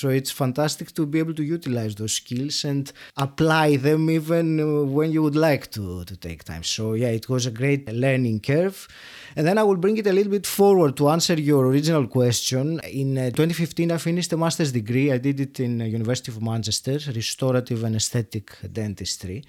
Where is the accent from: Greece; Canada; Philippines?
Greece; moved away as an adult; now in United Kingdom; Then I worked in Greece, which is my home country, for about ten years